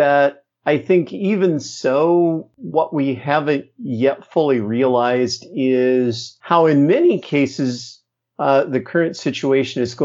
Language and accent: English; Midwest, United States; I grew up in the Midwest